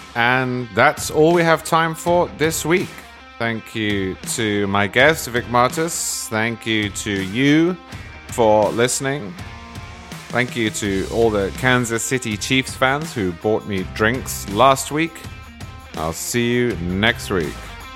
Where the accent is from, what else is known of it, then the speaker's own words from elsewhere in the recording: England, United Kingdom; I'm an English stereotype